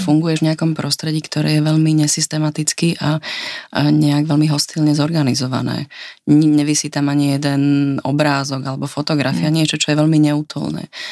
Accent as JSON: {"language": "Slovak", "town": "Martin", "region": "Žilina Region", "country": "Slovakia", "also_born_or_lived": "Prague", "moved": "yes", "lives_now": "Vienna, Austria", "said": "ja vlastne pochádzam z Martina"}